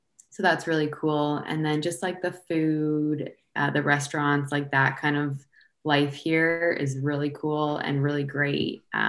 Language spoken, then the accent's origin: English; Waterloo, Ontario, Canada; also born or lived in London, Ontario / Newfoundland; I was born and raised in Waterloo, Ontario. We still settle there now in the off season, and my husband's from Hamilton, Ontario. So it's only about an hour from there.